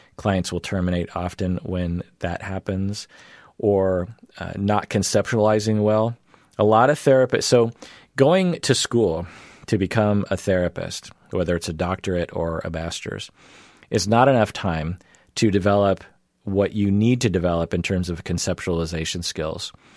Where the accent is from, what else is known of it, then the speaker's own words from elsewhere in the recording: Seattle, Washington, United States; I grew up in the Seattle area and in the United States